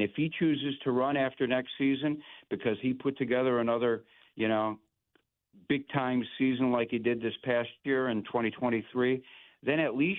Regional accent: Oak Lawn, Illinois, United States; And I'm a Southside kid. I grew up in Oak Lawn. I grew up watching. Chris is 62. I'm 60.

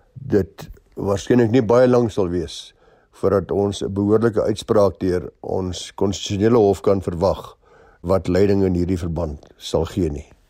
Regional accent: South Africa; ons as Suid-Afrikaners

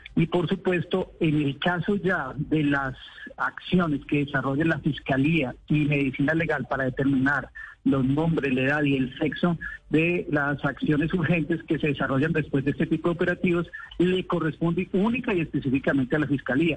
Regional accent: Colombia

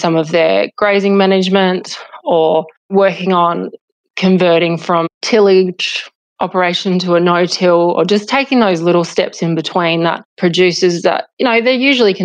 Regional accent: Hillston, New South Wales, Australia; now in Condobolin, Australia; having grown up on a mixed farming property, and I'm from Hilston out in Western New South Wales originally.

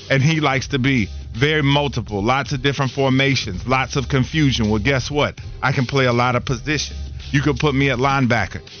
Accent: Charlotte, North Carolina, United States; I want to put on for my city. So, Charlotte, Bring your boy home. Back to where I used to roam these grounds

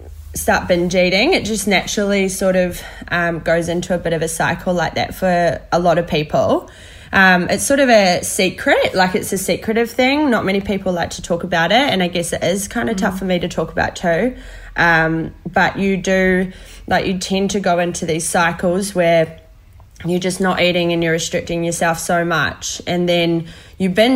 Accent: New Zealand; I'm a Kiwi girl

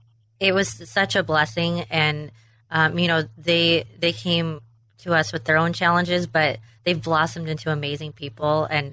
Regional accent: Western Washington, United States; also born or lived in Tacoma, Washington; I was born in Tacoma, Washington, and raised in a very small town in Western Washington by an amazing family.

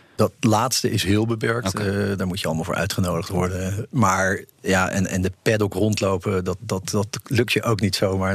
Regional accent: Netherlands; we als Nederlanders

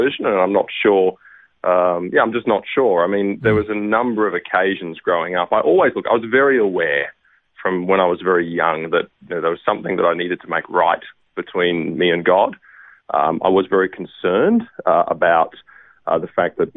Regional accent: Brisbane, Queensland, Australia; I'm a Queenslander, Matt, so I have very much maroon blood in my veins, and I grew up in Brisbane, lived in the same house all my life

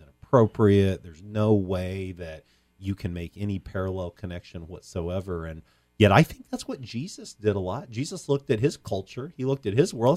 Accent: Champaign, Illinois, United States; I grew up in Champaign

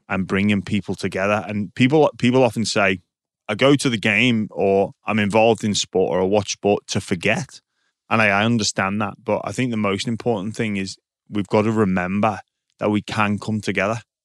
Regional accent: England, United Kingdom; now in Australia; I had a bit of a joke about being English

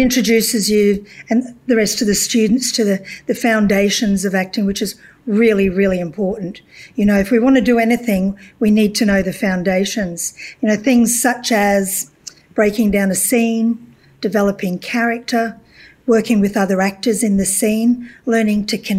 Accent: Glasgow, Scotland, United Kingdom; moved away; Well, I come from Scotland originally, and I come from an industrial city in Scotland, Glasgow.

